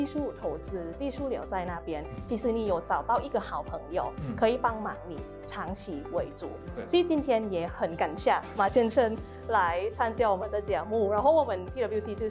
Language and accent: Chinese; Taiwan; 我们台湾这边是不是有推荐新南向政策？那我们的台湾这边资源呢，有哪些方面可以协助各位的台商朋友过去东南亚投资？